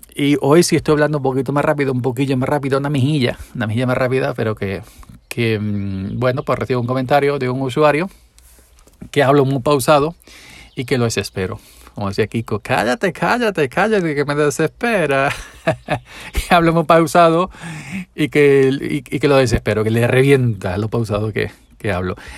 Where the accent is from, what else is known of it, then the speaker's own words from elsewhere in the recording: Andalusia, Spain; hablo pausado siendo andaluz